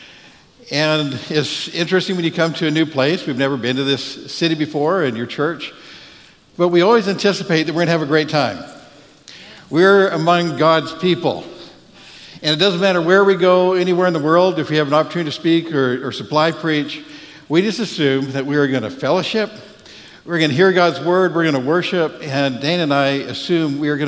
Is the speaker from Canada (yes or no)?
yes; Canada; now in Texas, United States; I'm Canadian